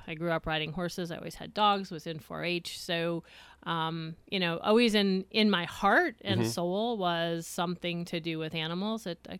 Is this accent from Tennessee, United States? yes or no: no; Honesdale, Pennsylvania, United States; I was born and raised in Honesdale.